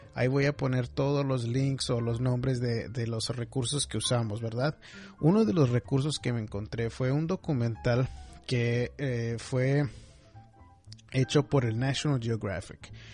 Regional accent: McAllen, Texas, United States; now in Houston, United States; Yo en lo personal crecí en McAllen, me crié en McAllen

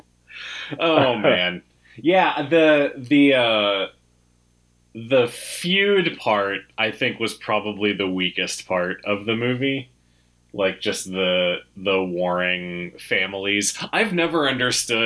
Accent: United States; I am an American, white, non-religious person

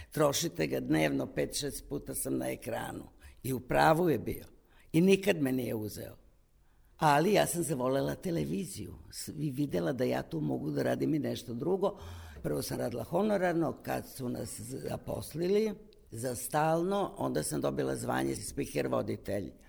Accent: Kumane, Vojvodina, Serbia; Ja sam iz Kumana, kod Zrenjanina.

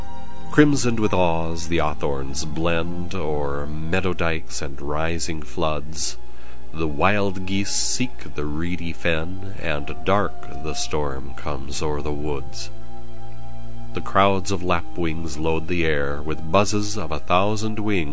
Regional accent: Saint Paul, Minnesota, United States; moved away; St. Paul, Minnesota, my hometown

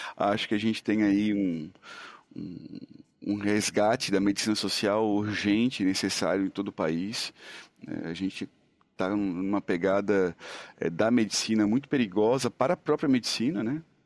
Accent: Santa Catarina, Brazil; moved away as an adult; also born or lived in Serra do Tabuleiro, Santa Catarina / Florianópolis / Tubarão / Cuba; eu sou um, um menino do interior lá de Santa Catarina, né? Cresci na Serra do Tabuleiro, uma cidadezinha que na época, nos anos 80, tinha 3.200 habitantes. Então, hoje tem 2.800 e de lá então, fui para a capital aos 10 anos

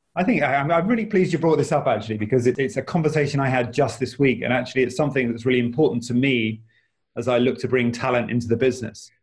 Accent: United Kingdom; also born or lived in Australia; I was born in the UK

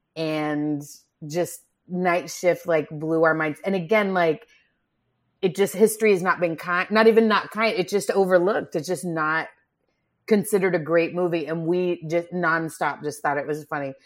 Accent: Grand Prairie, Texas, United States; I'm from Grand Prairie, Texas

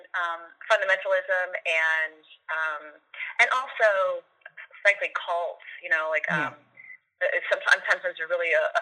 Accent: Austin, Texas, United States; moved away as an adult; when I moved back to Austin, my hometown

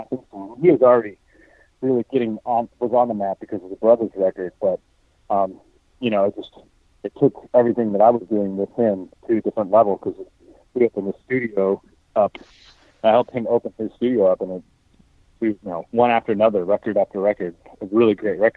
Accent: Michigan, United States; moved away; also born or lived in Nashville / Akron; That's kind of where I'm from Michigan originally.

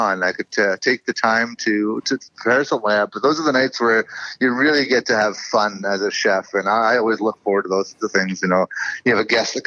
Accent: Campbell River, British Columbia, Canada; my hometown up in Campbell River

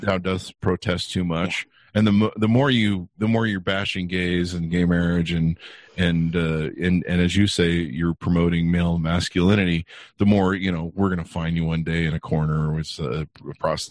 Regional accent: Utah, United States; I grew up in Utah, in my teens

